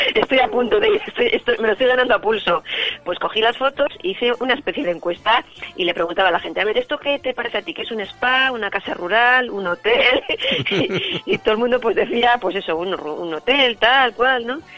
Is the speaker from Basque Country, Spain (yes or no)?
yes; Santurce, Basque Country, Spain; Yo soy blanca, de Santurce, vasca